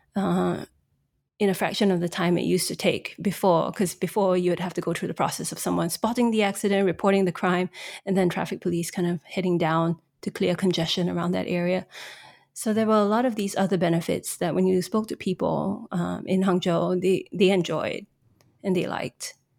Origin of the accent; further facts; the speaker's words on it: Singapore; moved away as an adult; also born or lived in Shanghai; I'm actually Singaporean